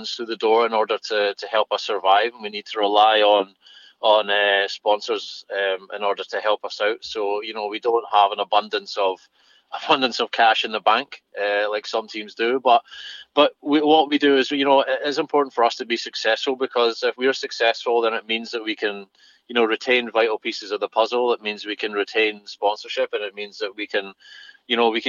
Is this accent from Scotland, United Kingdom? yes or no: yes; Fife, Scotland, United Kingdom; my hometown team in Fife.